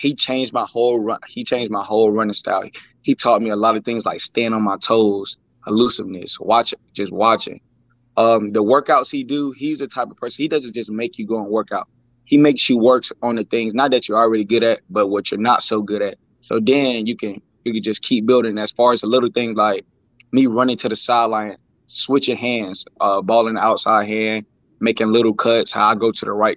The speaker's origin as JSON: {"language": "English", "town": "Tallahassee", "region": "Florida", "country": "United States", "tie": "born or raised there", "moved": "yes", "lives_now": "New Bern, United States", "said": "I'm from Tallahassee, Florida. I went to FAMU DRS Elementary School"}